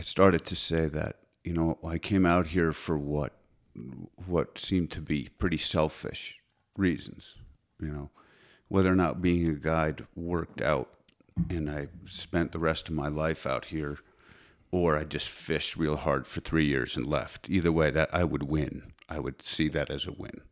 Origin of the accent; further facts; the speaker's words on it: Connecticut, United States; also born or lived in New York; I'm from Connecticut